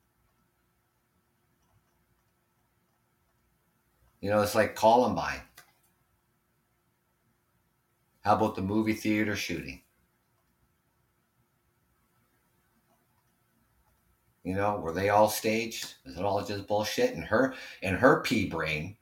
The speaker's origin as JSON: {"language": "English", "country": "Canada", "said": "living here in Canada, being Canadian"}